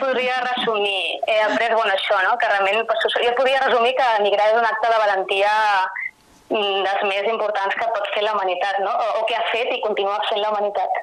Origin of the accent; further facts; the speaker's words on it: Sabadell, Catalonia, Spain; jo vaig néixer allà i tota la meva família és allà